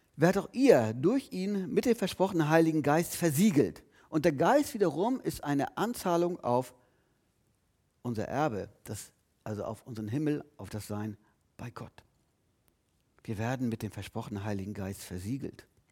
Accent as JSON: {"language": "German", "town": "Lüneburg", "region": "Lower Saxony", "country": "Germany", "tie": "born or raised there", "said": "geboren dann, verrate ich jetzt nicht, geboren dann und dann. In Lüneburg übrigens, ich bin kein Schleswig-Holsteiner"}